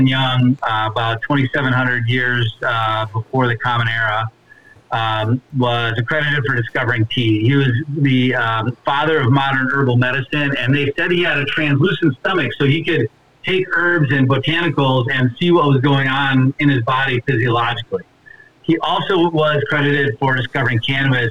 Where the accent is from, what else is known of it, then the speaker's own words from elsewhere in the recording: just outside Milwaukee, Wisconsin, United States; moved away as an adult; also born or lived in Las Vegas / Colorado / Washington; I grew up in Wisconsin. You betcha. Just outside Milwaukee.